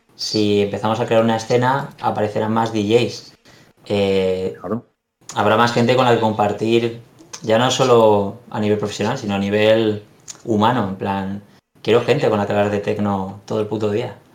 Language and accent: Spanish; Alicante, Valencian Community, Spain; los dos somos de aquí de Alicante